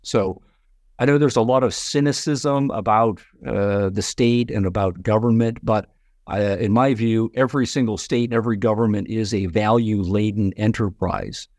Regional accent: Canada; now in United States; I'm from Canada originally

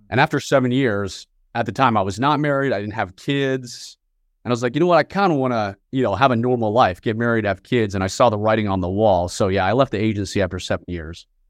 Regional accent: Northern Virginia, United States; I was born and raised just outside of Washington, D C, in Northern Virginia

